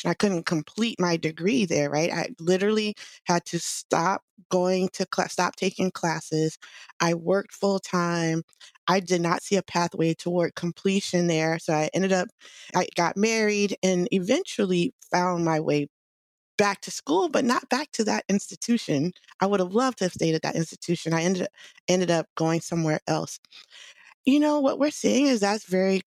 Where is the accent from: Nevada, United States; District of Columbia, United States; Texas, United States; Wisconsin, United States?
District of Columbia, United States; Washington; now in Bay Area, United States; I'm originally from the Washington, D.C. area.